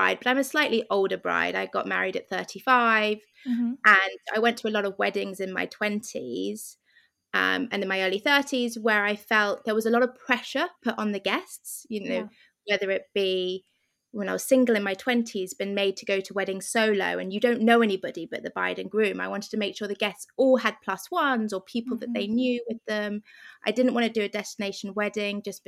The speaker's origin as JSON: {"language": "English", "region": "London", "country": "United Kingdom", "said": "I'm from London"}